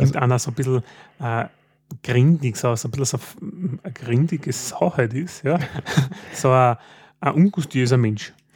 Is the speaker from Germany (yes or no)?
no; Styria, Austria